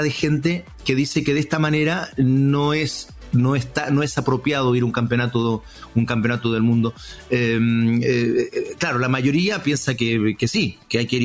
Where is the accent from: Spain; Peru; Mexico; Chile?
Chile; Alex, desde Chile te mando un abrazo yo y represento a todos mis compatriotas